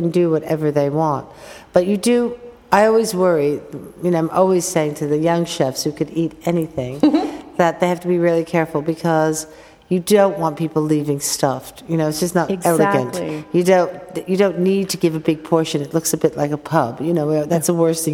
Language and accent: English; United States; as an American